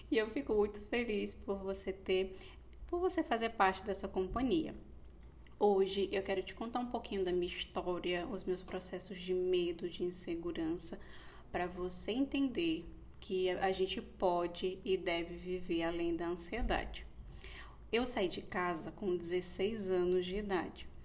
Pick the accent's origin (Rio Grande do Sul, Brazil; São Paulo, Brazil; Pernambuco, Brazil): Pernambuco, Brazil; also born or lived in Rio de Janeiro; e eu sou pernambucana. E a gente ficou muito nesse impasse. Moramos muito tempo em Pernambuco, muito tempo no Rio de Janeiro.